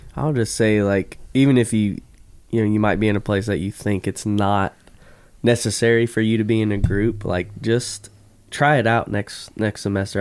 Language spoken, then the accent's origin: English; Florida, United States; I grew up in Florida